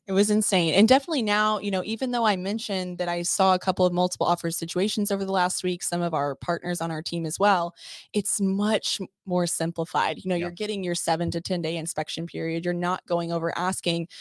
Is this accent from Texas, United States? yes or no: yes; Texas, United States; moved away as an adult; now in Orlando, United States; I'm actually from Texas, born and raised there for almost 20 years, and then relocated out to the Orlando area